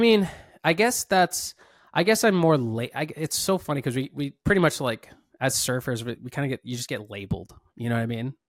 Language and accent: English; Maui, Hawaii, United States; I was born and raised here in Maui